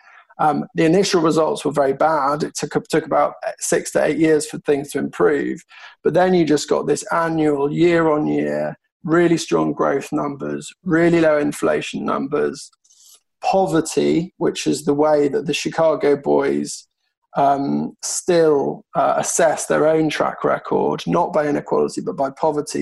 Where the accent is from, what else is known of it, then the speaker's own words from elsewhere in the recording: United Kingdom; as a Brit